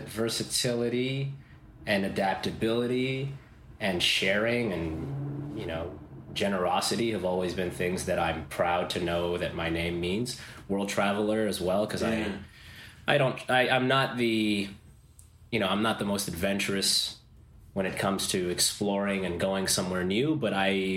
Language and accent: English; Toronto, Ontario, Canada; Born in Toronto